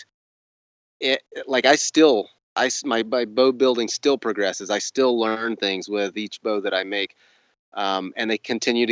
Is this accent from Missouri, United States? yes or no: no; Northwest Florida, United States; I grew up on a ranch in Northwest Florida